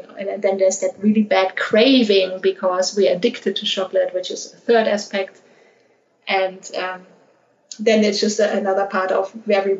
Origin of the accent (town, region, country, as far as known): Germany; born or raised there; moved away as an adult; also born or lived in Australia / United Arab Emirates / London / Panama